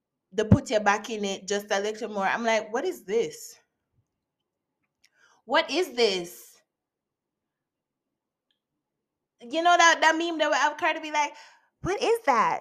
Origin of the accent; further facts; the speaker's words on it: Jamaica; as a Jamaican